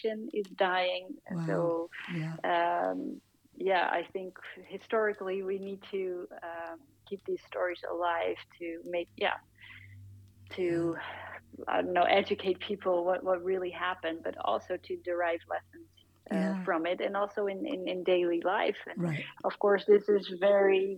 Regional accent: Netherlands; my home country of the Netherlands

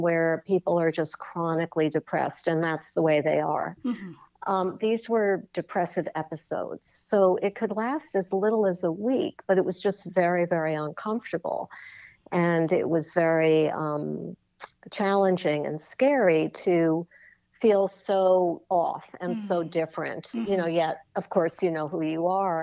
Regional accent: New York City, New York, United States; I'm a born and bred New Yorker. I grew up on the Upper West Side in Manhattan

